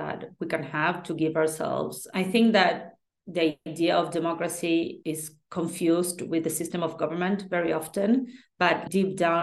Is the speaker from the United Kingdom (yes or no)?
no; Argentina; I come from Argentina